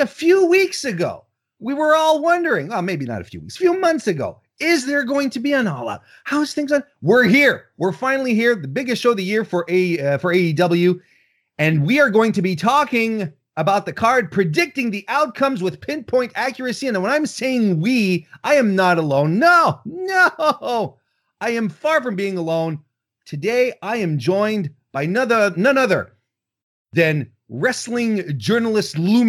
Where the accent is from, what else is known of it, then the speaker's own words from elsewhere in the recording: Canada; I'm Canadian